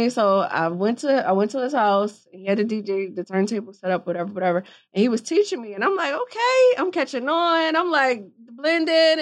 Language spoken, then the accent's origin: English; Philadelphia, Pennsylvania, United States; if I wasn't from Philly